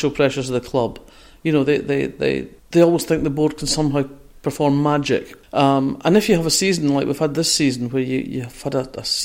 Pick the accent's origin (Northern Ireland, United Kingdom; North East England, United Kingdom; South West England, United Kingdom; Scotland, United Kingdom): Scotland, United Kingdom; Fife; I come from Fife.